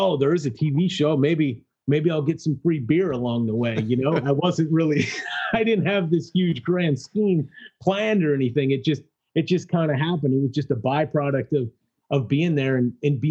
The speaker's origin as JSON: {"language": "English", "region": "Illinois", "country": "United States", "said": "we're both from Illinois"}